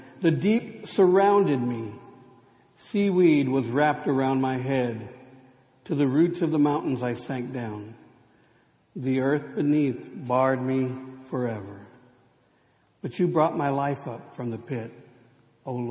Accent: United States; Growing up in the Rio Grande Conference

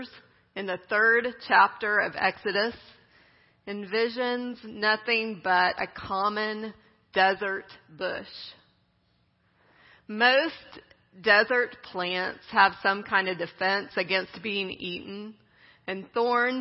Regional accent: Midland, Texas, United States; I grew up in West Texas, in Midland.

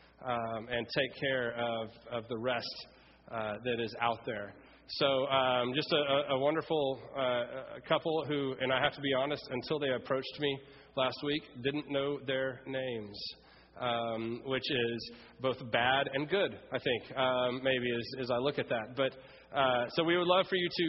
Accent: Ruston, Louisiana, United States; moved away as an adult; also born or lived in Fort Worth, Texas / San Antonio, Texas; I grew up in the Episcopal Church, and I've been baptized as a baby and went through confirmation in Ruston, Louisiana at Redeemer Episcopal Church

